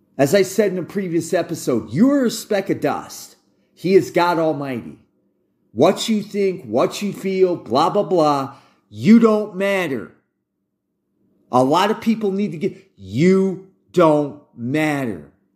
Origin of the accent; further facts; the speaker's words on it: United States; I'm an American and I'm former U S Army